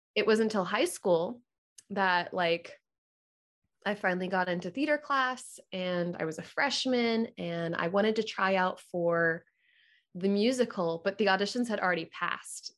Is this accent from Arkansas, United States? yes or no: no; Orlando, Florida, United States; moved away as an adult; also born or lived in Jupiter, Florida; now in Atlanta, United States; we moved when I was one to Orlando, and I, I grew up in Orlando